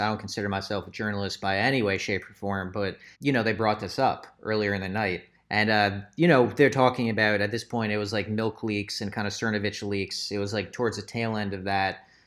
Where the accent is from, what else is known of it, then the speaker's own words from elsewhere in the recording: Lehigh Valley, Pennsylvania, United States; we're all from the Lehigh Valley in Pennsylvania